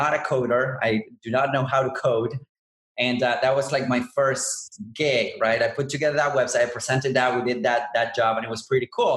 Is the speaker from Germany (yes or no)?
no; Buenos Aires, Argentina; I'm originally from Buenos Aires and I'm in South America.